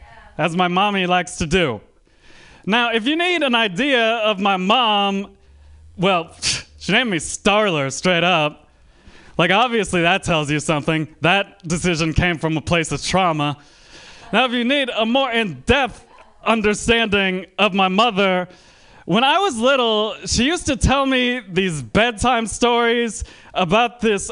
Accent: Bay Area, California, United States; So people in the Bay Area ask me where my accent is from a lot, which offends me because I'm from the Bay Area.

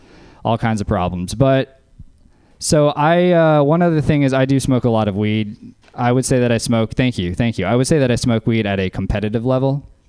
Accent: Louisiana, United States; So another thing about being named … growing up in Louisiana is you have a lot of company.

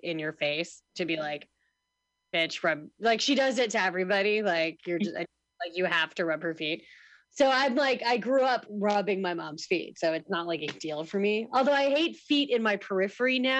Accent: Midwest, United States; I'm from the Midwest

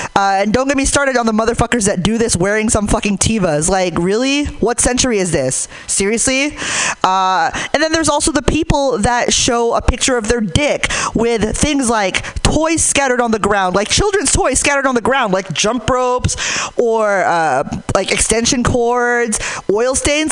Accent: Hayward, California, United States; I'm from Hayward

